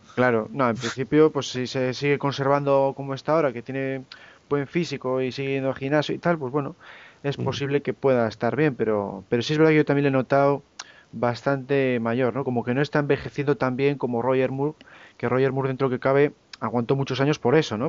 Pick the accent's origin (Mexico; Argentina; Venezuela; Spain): Spain; Cantabria; como los tres somos aquí de Cantabria